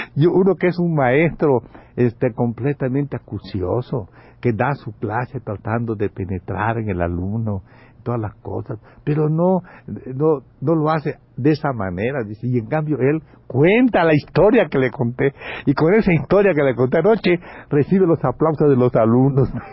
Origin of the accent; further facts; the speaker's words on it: Campeche, Mexico; como dicen en mi pueblo, que son malísimos, en Campeche